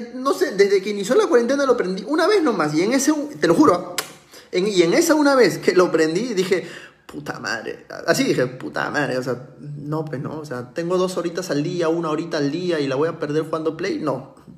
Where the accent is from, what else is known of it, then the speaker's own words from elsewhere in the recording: Peru; como un emprendedor, como un peruano cualquiera